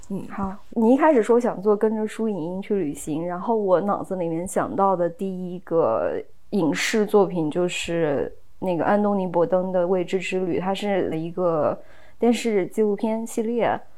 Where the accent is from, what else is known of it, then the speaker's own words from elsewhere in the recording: China; 我们中国人